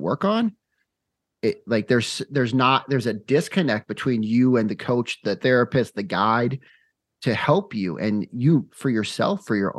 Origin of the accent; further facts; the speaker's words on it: Phoenix, Arizona, United States; now in Utah, United States; I'm originally from Phoenix, Arizona. Now I live in Utah